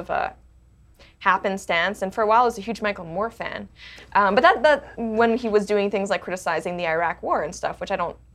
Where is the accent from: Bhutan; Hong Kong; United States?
Hong Kong; also born or lived in Canada; Well, it's interesting because I, I was born in Canada, but I didn't grow up in Canada. I grew up in Hong Kong